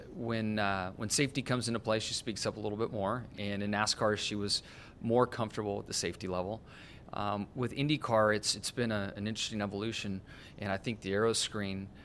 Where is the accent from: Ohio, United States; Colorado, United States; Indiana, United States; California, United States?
California, United States; Southern; growing up in Southern California as I did